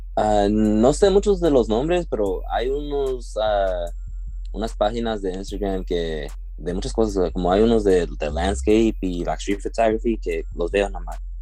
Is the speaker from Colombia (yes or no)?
no; Suisun City, California, United States; soy de aquí de Susun City, California